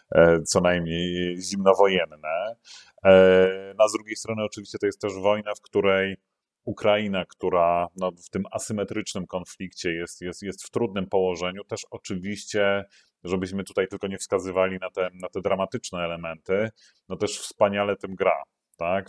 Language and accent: Polish; Poland; moje dzieciństwo PRL-owskie było pełne